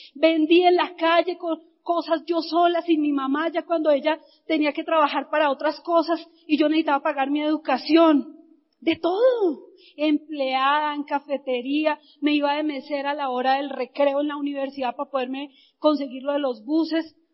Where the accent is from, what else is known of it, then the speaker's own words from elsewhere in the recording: Bogotá, Colombia; Yo nací, viví, crecí en Ciudad Bolívar